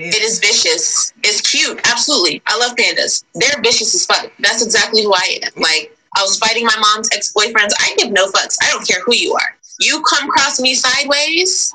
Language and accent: English; Nashville, Tennessee, United States; I was put down on the West Side in the Nations.